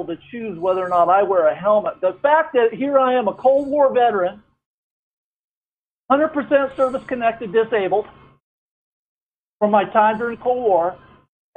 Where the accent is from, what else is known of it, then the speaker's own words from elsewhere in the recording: Waverly, Ohio, United States; I was brought up in Southern Ohio, down in the Waverly area, down Chillicothe way